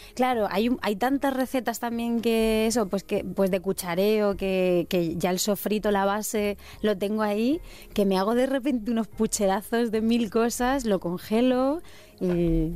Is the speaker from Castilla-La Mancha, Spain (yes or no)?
yes; Sierra del Segura, Albacete, Castilla-La Mancha, Spain; Yo soy de la Sierra del Segura, de Albacete